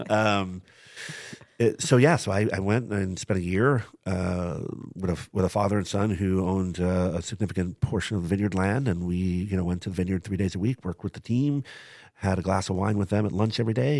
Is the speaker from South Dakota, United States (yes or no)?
no; New York City, New York, United States; moved away; my family growing up in Brooklyn, New York